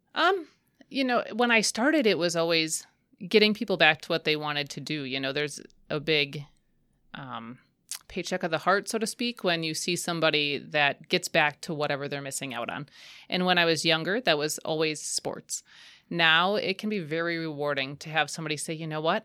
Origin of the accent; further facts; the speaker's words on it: Waupaca, Wisconsin, United States; I grew up in the Wopaca area.